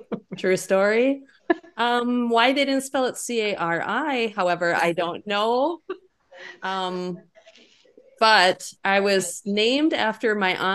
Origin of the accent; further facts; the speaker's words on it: Sauk Rapids, Minnesota, United States; My hometown is Sauk Rapids, which is a little bit bigger than Hitterdal.